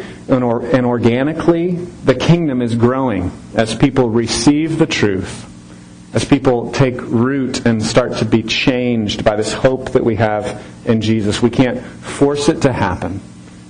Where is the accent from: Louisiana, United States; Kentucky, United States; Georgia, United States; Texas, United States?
Texas, United States; Temple; moved away as an adult; now in Harker Heights, United States; We've lived in Harker Heights for 5.5 years now, but we're from Temple